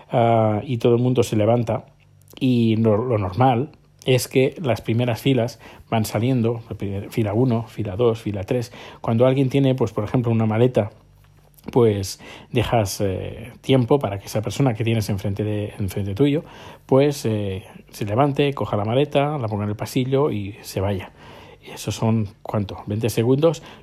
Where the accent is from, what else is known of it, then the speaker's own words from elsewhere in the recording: Terrassa, Catalonia, Spain; yo soy de Tarrasa, que está a unos 20 kilómetros, 25 kilómetros de, de Barcelona